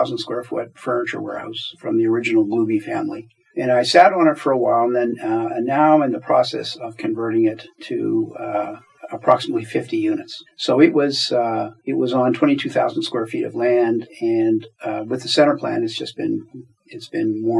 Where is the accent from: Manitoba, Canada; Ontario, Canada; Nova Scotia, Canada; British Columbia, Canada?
Nova Scotia, Canada; Halifax; I grew up in Halifax and have spent my career here.